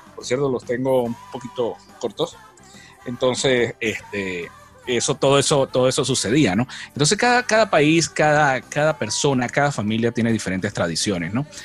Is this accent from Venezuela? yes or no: yes; Venezuela; moved away as an adult; now in United States